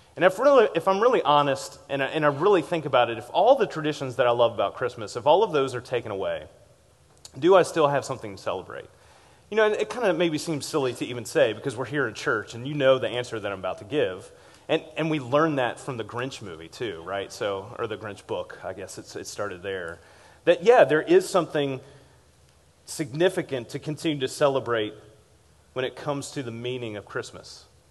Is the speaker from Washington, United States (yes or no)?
no; Richmond, Virginia, United States; as a kid growing up in Richmond, Virginia